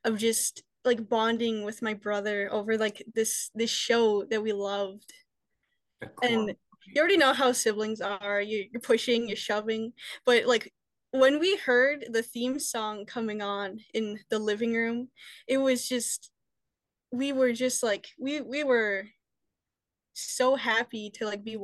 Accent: Canada; since I am Canadian

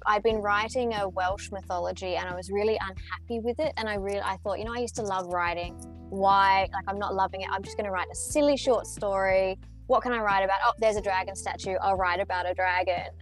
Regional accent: Melbourne, Victoria, Australia; I'm a writer from Australia

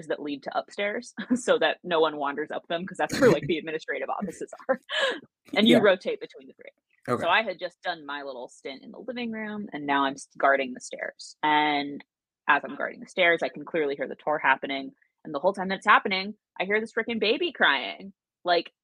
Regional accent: Williamsburg, Virginia, United States; I grew up in Williamsburg and I briefly worked at Colonial Williamsburg

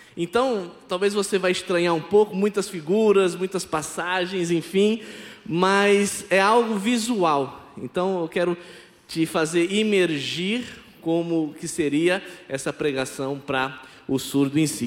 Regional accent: Campinas, São Paulo, Brazil; first language Brazilian Sign Language; Portuguese is a second language; moved away as an adult; now in Petrolina, Brazil; eu sou natural de Campinas, São Paulo, e há mais de 15 anos eu estou morando em Petrolina, Pernambuco

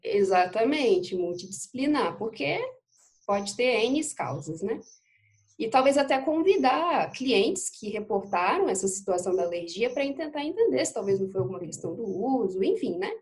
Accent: Espírito Santo, Brazil; eu sou do Espírito Santo, moro em Aracruz, aqui no interior do estado.

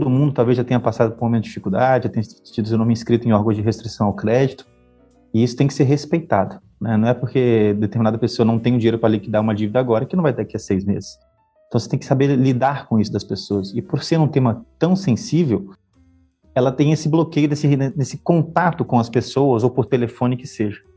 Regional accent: Porto Velho, Rondônia, Brazil; also born or lived in Acre / Amazonas / Maranhão / Minas Gerais; now in Paraná, Brazil; Eu sou natural de Porto Velho, Rondônia, né? Nasci e morei muito tempo lá. Só que em virtude da carreira que meus pais tinham, né? Eu transferia bastante. Então, eu morei no Acre, no Amazonas, Maranhão, Minas Gerais

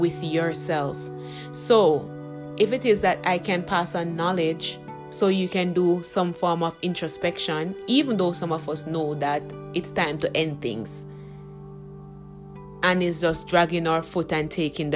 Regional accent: Jamaica; I am also a Jamaican

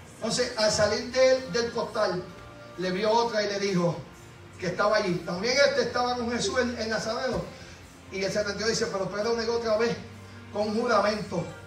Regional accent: Puerto Rico; now in Kissimmee, United States; yo soy boricua

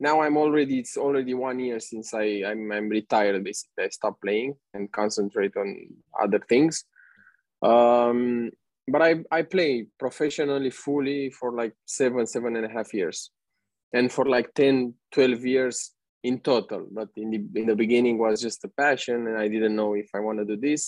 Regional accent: Romania; moved away as an adult; now in Bali, Indonesia; I'm 29 years old. I'm from Romania.

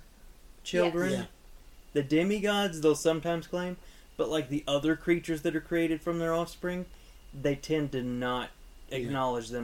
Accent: Louisiana, United States; we're from Louisiana

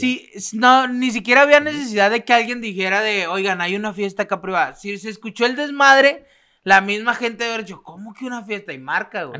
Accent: Mexico; also born or lived in Torreón; somos mexicanos

